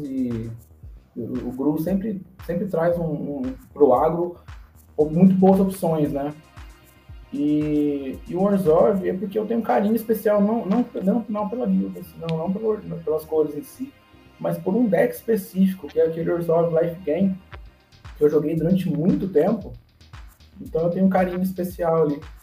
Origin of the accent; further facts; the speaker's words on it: São José dos Campos, São Paulo, Brazil; now in Itamonte, Brazil; Eu sou de São José dos Campos e moro no interior de Minas Gerais, aqui em Itamonte, Minas Gerais.